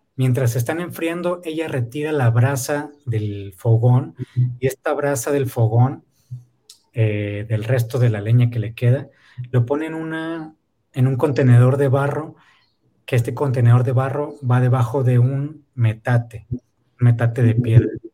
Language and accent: Spanish; Ensenada, Baja California, Mexico; also born or lived in Oaxaca; si no salimos de aquí, de Ensenada